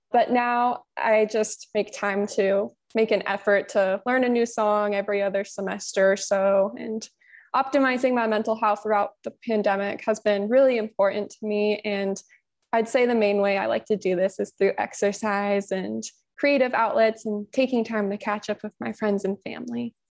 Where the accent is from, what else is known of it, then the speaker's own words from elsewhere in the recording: Olympia, Washington, United States; I was born and raised in Olympia, Washington, which is on the west side of Washington, just south of Seattle, until I graduated from high school.